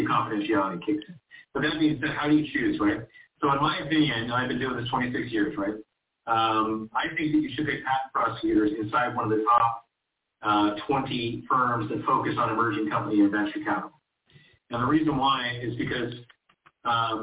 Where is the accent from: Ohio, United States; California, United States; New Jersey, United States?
California, United States; Huntington Beach; I come from Orange County. Huntington Beach specifically